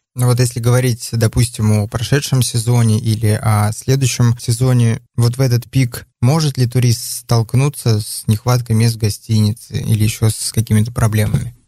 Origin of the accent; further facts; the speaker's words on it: Chukotka Autonomous Okrug, Russia; moved away; also born or lived in Ufa, Bashkortostan; Я родился в Башкирии, в городе Уфа, но вырос на Чукотке